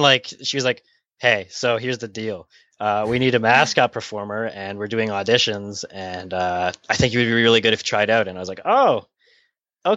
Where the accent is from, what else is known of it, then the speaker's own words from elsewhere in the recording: Canada; I'm from Canada